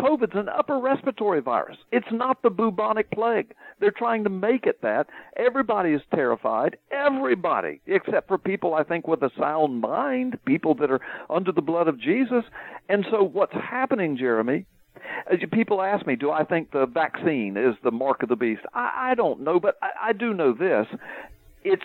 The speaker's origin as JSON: {"language": "English", "region": "the South", "country": "United States", "said": "I'm from the South"}